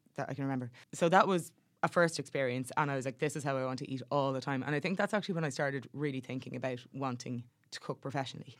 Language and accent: English; Dublin, Leinster, Ireland; growing up in Dublin, it, like, through the nineties, that was kind of when I was growing up